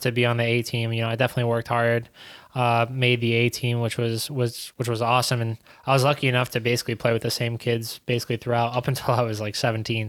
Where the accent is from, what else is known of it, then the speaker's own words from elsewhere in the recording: New York City, New York, United States; moved away as an adult; now in Hartford, United States; growing up in Queens